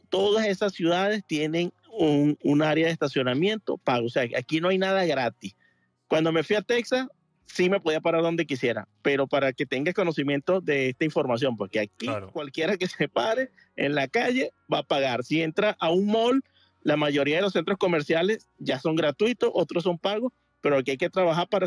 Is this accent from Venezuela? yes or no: yes; Venezuela; now in Miami, United States; yo vengo de Venezuela y en Venezuela toda cualquier parte de la calle que te pare es totalmente gratis.